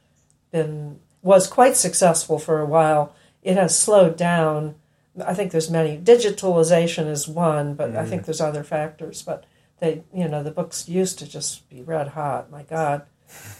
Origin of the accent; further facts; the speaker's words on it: Chicago, Illinois, United States; also born or lived in Westchester County, New York; I was born in Westchester County, but my family moved to Chicago when I was very small